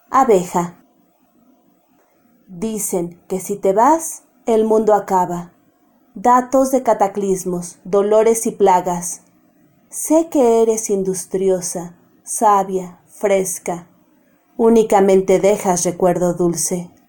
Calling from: Mexico City, Mexico; los saludo desde la Ciudad de México.

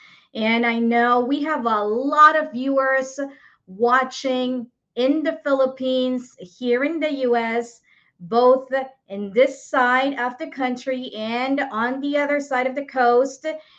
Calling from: Boston, Massachusetts, United States; I am streaming live from Boston, Massachusetts.

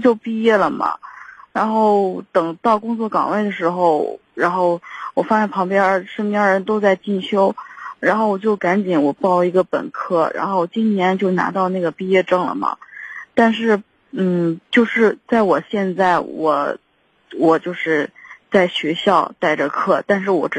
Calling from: Shijiazhuang, Hebei, China; 我是石家庄这边儿

